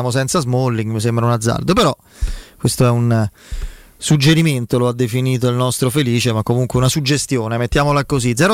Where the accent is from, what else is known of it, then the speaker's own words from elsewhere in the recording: Rome, Lazio, Italy; Io sono felice perché sono da Roma.